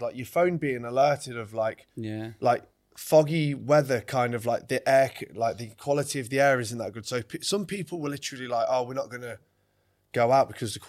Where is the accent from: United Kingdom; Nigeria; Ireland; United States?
United Kingdom; England; I'm from England, mate.